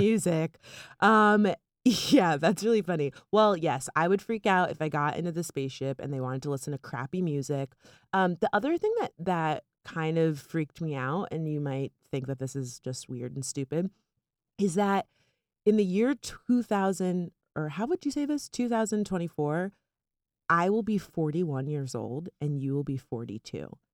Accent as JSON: {"language": "English", "region": "South Florida", "country": "United States", "moved": "yes", "lives_now": "New York, United States", "said": "we're from South Florida"}